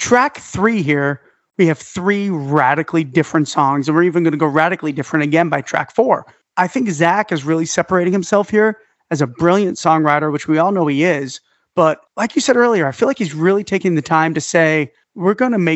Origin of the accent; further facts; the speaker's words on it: New York City, New York, United States; moved away; I'm from Staten Island